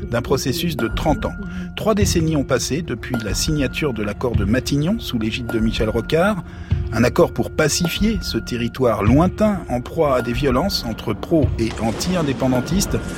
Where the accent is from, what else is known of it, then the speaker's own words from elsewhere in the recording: North Province, New Caledonia; Moi, je suis calédonien. Moi, je suis d'abord un mec de Boya.